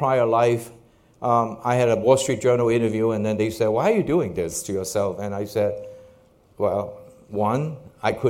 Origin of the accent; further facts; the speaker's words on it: Hong Kong; When I was growing up in Hong Kong, this is obviously after World War II